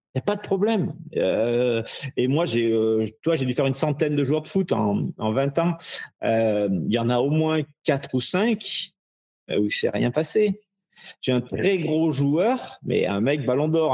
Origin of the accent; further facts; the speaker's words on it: Ardèche, Auvergne-Rhône-Alpes, France; je viens d'Ardèche, je suis un petit, je suis qu'un petit Ardéchois